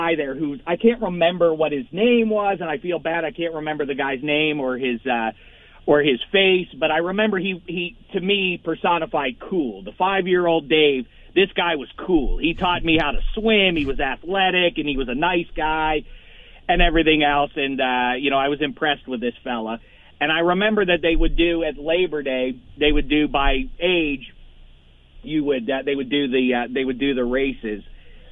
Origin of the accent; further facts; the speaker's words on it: Pittsburgh, Pennsylvania, United States; moved away; couldn't be prouder from a distance to be watching my hometown